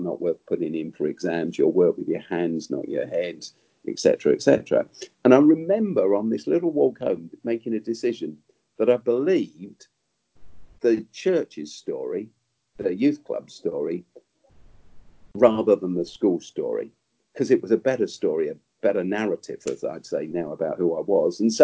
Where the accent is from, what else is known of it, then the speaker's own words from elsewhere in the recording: London, United Kingdom; But I grew up in South London, where I still live